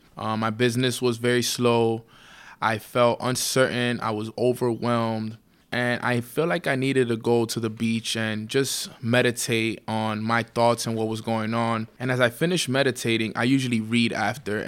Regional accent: New York City, New York, United States; born and raised in Washington Heights, New York

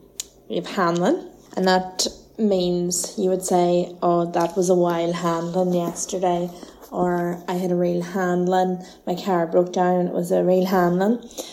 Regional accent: Donegal, Ulster, Ireland; also born or lived in Galway; I am from Donegal. I suppose some of the things I know from having gone to college in Galway

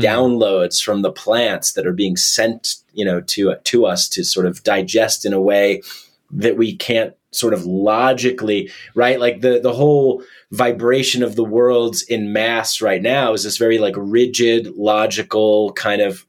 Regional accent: New York, United States; that's where i started stand-up comedy i'm from new york

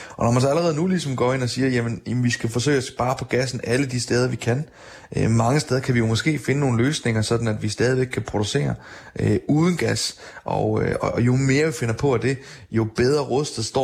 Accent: Denmark; man kan konstatere hjemme i Danmark, der, der har vi faktisk formået at gøre det.

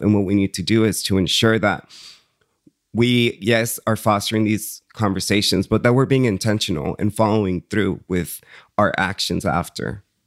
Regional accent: Woodland, California, United States; English is a second language; also born or lived in Jalisco, Mexico / San Francisco; I grew up in Woodland, California

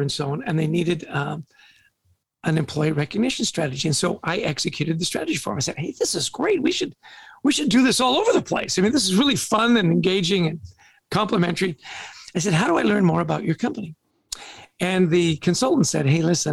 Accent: Vancouver, British Columbia, Canada; also born or lived in Edmonton, Alberta; So we're both Canadian. I was born in Edmonton, grew up in Vancouver

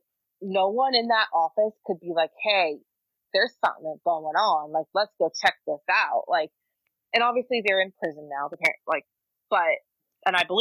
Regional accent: Maine, United States; in the state of Maine, my home state

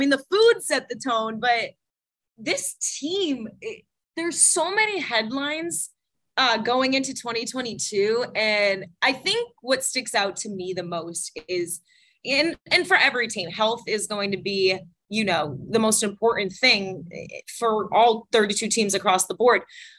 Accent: Boston, Massachusetts, United States; accent: Boston; I'm from Boston, so I don't know if my Boston accent comes out here

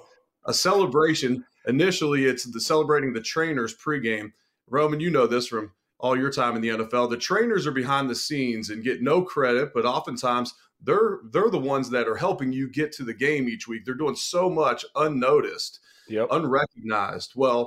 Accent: Cincinnati, Ohio, United States; The entire stadium in Cincinnati was shaken. This was I'm originally from Cincinnati.

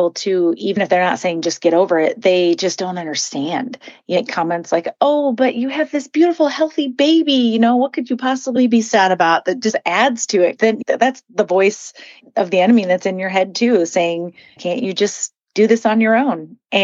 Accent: Midwest, United States; I grew up in the Midwest

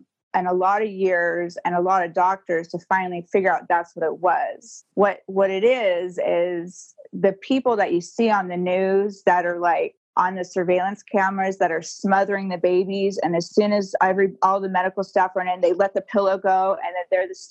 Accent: Alabama, United States; also born or lived in Santa Barbara, California; now in Southern California, United States; I was born in Santa Barbara, but when I was 2 and a half is when we joined the cult. And so they moved us all to Alabama.

